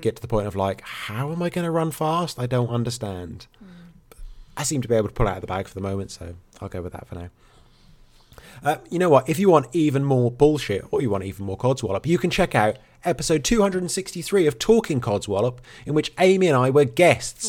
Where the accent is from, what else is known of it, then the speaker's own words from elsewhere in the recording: England, United Kingdom; now in Wales, United Kingdom; I am English